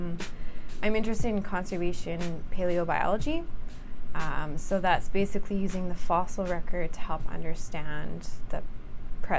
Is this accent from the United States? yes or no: no; Saskatchewan, Canada; moved away as an adult; also born or lived in Alberta; I grew up in Saskatchewan